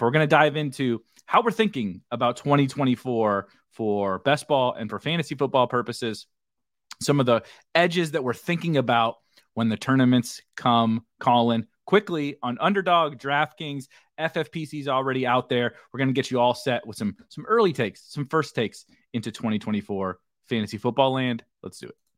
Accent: Midwest, United States; I'm from the Midwest. People hunt and stuff around here

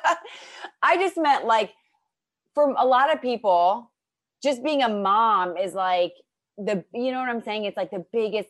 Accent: near Akron, Ohio, United States; moved away; I'm from Ohio

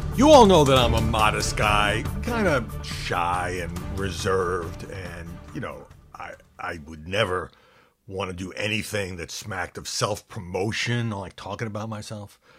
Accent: United States; as an American

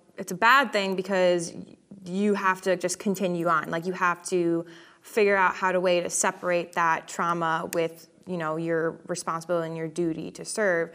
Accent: Connecticut, United States; I'm originally from Connecticut, you know, New York area

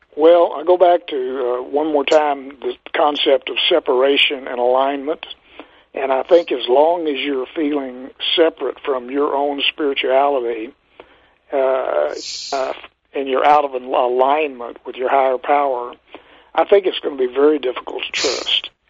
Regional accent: Texas, United States; moved away as an adult; also born or lived in Minnesota; I was from Texas

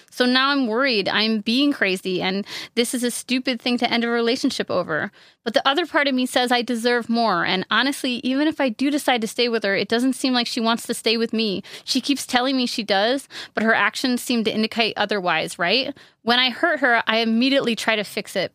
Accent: upstate New York, United States; I'm from upstate New York where there are leaves and trees

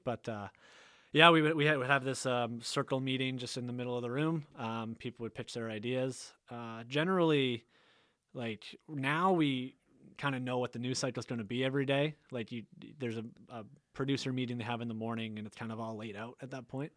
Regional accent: Tantallon, Nova Scotia, Canada; I grew up in Tantalum, Lewis Lake area

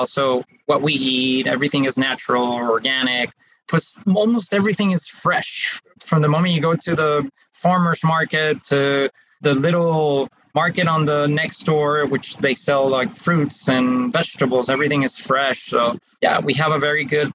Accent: Costa Rica; moved away as an adult; also born or lived in Geneva, Switzerland; I am Costa Rica, even though I wasn't born here. I was born in Switzerland in Geneva. I live most of my life here in Costa Rica, and most of my family are from here.

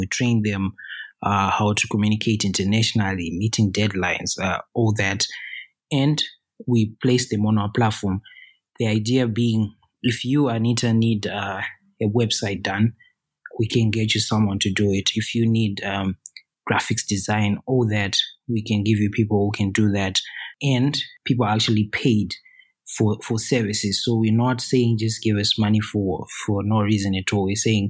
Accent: Harare, Zimbabwe; English is a second language; I'm from Zimbabwe. That's where I am right now, in Harare.

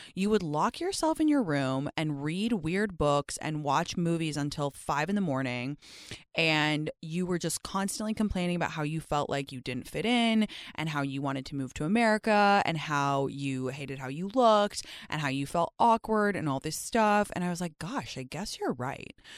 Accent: London, United Kingdom; accent: British; moved away as an adult; also born or lived in Stanford, California, United States; I grew up in London, so the school system was super different

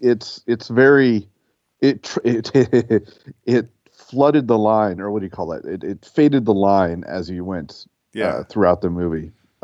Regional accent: Minnesota, United States; accent: Midwestern Minnesota; it just came out as my Midwestern Minnesota accent

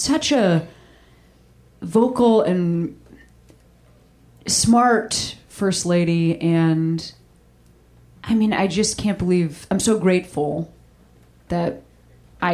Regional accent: Chicago, Illinois, United States; moved away; I'm from Chicago

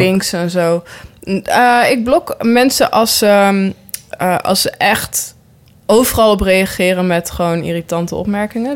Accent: near Nijmegen, Gelderland, Netherlands; ik kom zelf uit Nijmegen en, of, eh, ja, eigenlijk, nou, uit een heel klein dorp bij Nijmegen, maar ik zeg altijd van Nijmegen

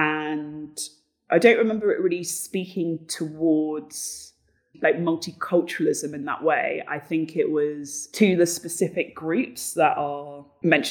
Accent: London, United Kingdom; moved away as an adult; also born or lived in Bristol; now in Berlin, Germany; I had grown up in a privileged area, you know, I'm from Battersea, it is really affluent there

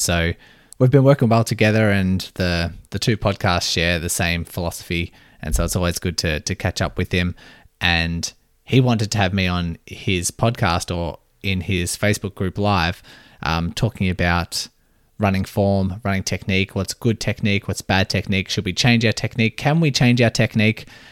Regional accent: Melbourne, Victoria, Australia; I am from Melbourne, Australia, born and raised

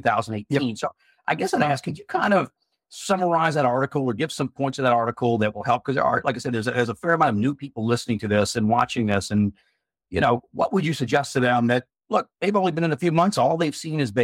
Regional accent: United States; I'm from the States

